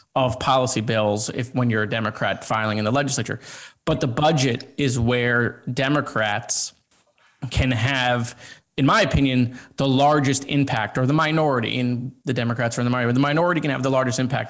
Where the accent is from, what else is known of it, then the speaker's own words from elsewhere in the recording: Broward County, Florida, United States; I'm a kid from Broward County.